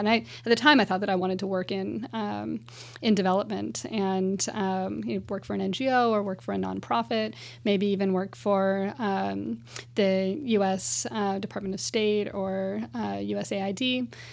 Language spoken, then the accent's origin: English; California, United States; as a Californian